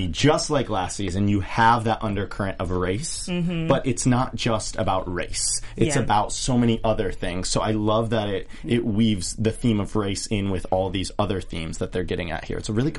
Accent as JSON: {"language": "English", "area": "Mid-America", "region": "Midwest", "country": "United States", "said": "I'm from Mid-America."}